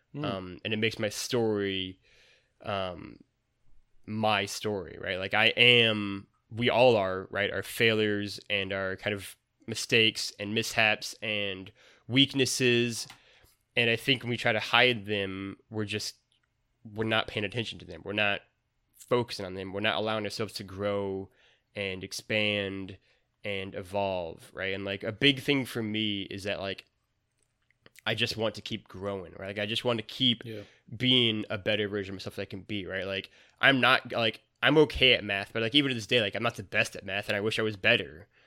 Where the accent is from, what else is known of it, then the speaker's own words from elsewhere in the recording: Missouri, United States; that's like the double-edged sword of growing up in Missouri is that maybe it's not the most enlightened at times.